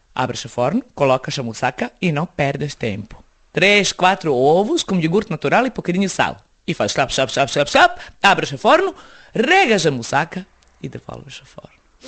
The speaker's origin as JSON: {"language": "Portuguese", "town": "Belgrade", "country": "Serbia", "tie": "born or raised there", "also_born_or_lived": "Bosnia / Jajce / Sarajevo", "second_language": "Portuguese", "moved": "as an adult", "lives_now": "Portugal", "said": "Cresci em Belgrado e voltámos para a casa dos meus pais"}